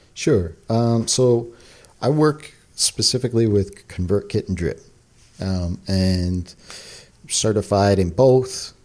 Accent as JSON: {"language": "English", "region": "New York", "country": "United States", "tie": "born or raised there", "also_born_or_lived": "Long Island", "said": "I am a New Yorker, so I'm living in New York. I've lived in New York my whole entire life"}